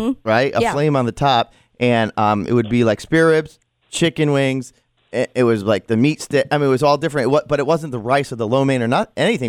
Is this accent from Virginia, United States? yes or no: no; Rhode Island, United States; moved away; when I grew up in Rhode Island